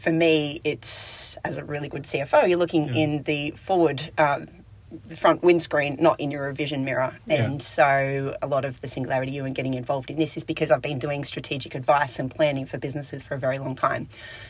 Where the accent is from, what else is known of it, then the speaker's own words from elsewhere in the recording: Australia; I think in Australia, yep. and growing up in Australia